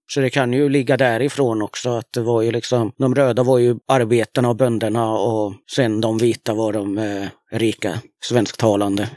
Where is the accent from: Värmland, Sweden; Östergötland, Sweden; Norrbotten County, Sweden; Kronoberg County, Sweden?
Östergötland, Sweden; jag kommer ju liksom från Östergötland